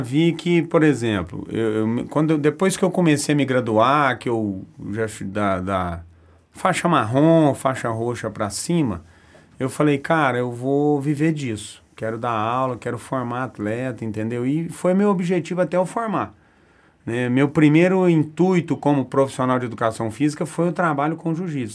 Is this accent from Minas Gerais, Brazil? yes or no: yes; Araxá, Minas Gerais, Brazil; moved away as an adult; now in Uberaba, Brazil; eu sou de Araxá, né? Fui um, um adolescente, uma criança gordinha